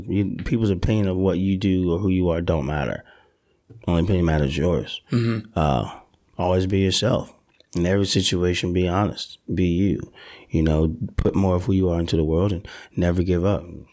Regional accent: Delaware, United States; moved away; I'm from Delaware

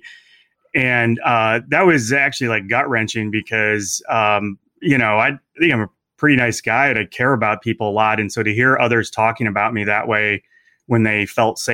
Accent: Indiana, United States; moved away as an adult; also born or lived in Arizona; I grew up in Indiana and went to school there

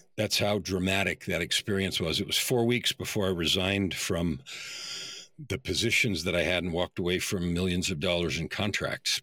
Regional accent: San Francisco Bay Area, California, United States; I grew up in the San Francisco Bay Area in the era when the hippies were first in real life

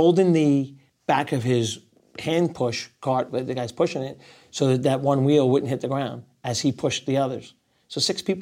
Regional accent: New York, United States; also born or lived in Rockaway Beach, Queens, New York; I'm still a New Yorker

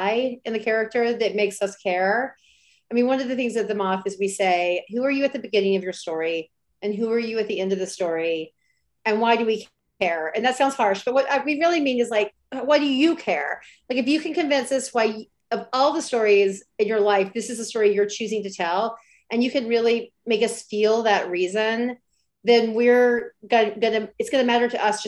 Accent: Alabama, United States; now in Brooklyn, United States; I grew up in a really small town in Alabama

